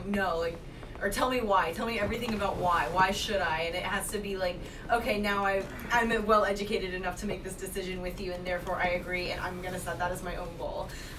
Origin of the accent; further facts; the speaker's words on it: Round Rock, Texas, United States; I'm from Round Rock.